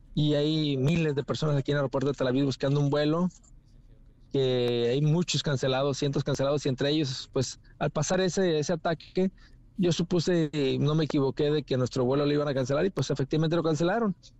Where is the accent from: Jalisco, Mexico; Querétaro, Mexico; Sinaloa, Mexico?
Sinaloa, Mexico; somos cuatro de Sinaloa, entre ellos yo